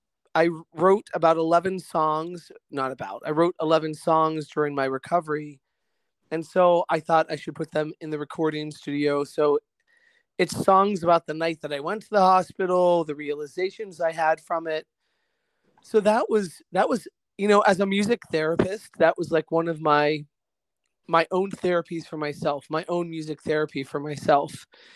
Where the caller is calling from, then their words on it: Middleburg, Virginia, United States; I am calling you from Middleburg, Virginia, not too far away from you guys, about 45 minutes west.